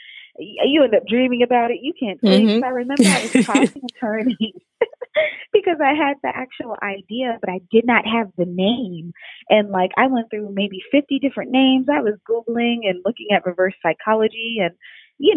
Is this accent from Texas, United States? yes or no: no; New York City, New York, United States; moved away; also born or lived in Maryland; I come from New York, Brooklyn, New York. By way of Maryland